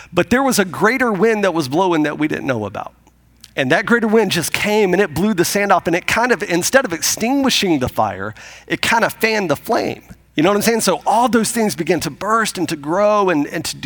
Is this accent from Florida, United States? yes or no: yes; Pensacola, Florida, United States; moved away; I grew up outside of Pensacola, Florida, and my wife did as well, and I grew up there